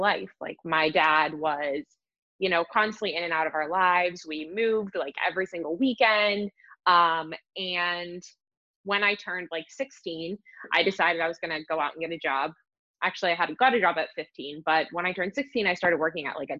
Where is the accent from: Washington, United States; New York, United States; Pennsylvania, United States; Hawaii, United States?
Pennsylvania, United States; Pittsburgh; I am from Pittsburgh, PA